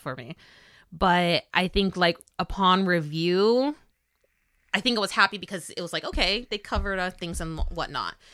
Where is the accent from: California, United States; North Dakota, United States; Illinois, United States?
California, United States; being Californian